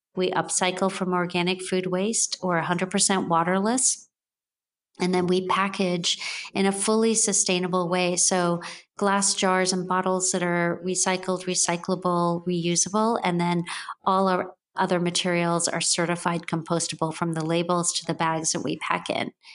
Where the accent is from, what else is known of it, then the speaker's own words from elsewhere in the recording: Jamaica; moved away; I grew up and was born in Jamaica, West Indies